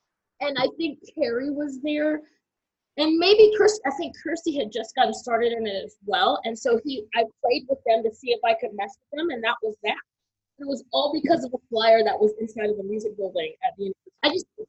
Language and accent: English; Charlotte, North Carolina, United States; moved away as an adult; also born or lived in Tifton, Georgia / Nashville / Singapore; now in Bermuda; I was born in Tifton, Georgia. But I consider myself a native of Charlotte because I went from primary all the way to high school in Charlotte, North Carolina. I currently live in Bermuda